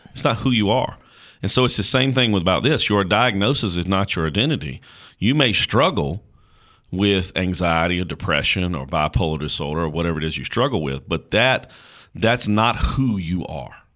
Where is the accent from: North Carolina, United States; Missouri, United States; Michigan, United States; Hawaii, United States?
North Carolina, United States; Caswell County; I was born in Caswell County, North Carolina